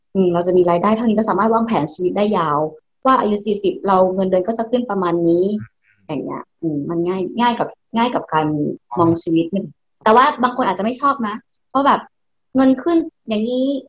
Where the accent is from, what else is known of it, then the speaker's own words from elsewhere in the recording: Thailand; moved away as an adult; now in Japan; เมืองไทยก็เป็นบ้านเกิดเรา